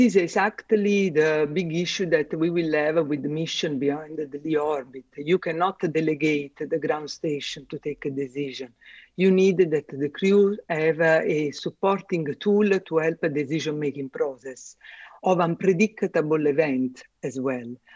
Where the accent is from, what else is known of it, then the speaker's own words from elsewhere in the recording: Italy; first language Italian; English is a second language; moved away as an adult; now in Germany; two from Italy and one from UK